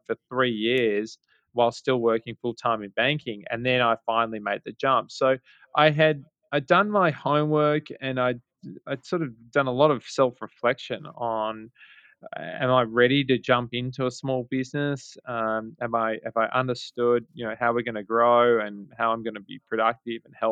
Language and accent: English; Melbourne, Victoria, Australia; moved away as an adult; now in New York City, United States; We're both from Australia, both from Melbourne, Australia